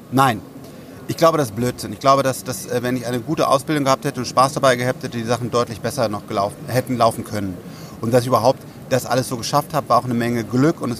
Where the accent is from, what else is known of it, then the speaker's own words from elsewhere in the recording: Bonn, North Rhine-Westphalia, Germany; dass eine neue Schule aufgemacht wurde in äh, Bonn, meinem Heimatdorf sozusagen